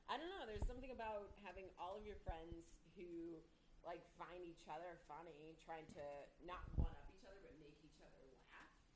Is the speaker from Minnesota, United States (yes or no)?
yes; Minnesota, United States; moved away; I grew up in Minnesota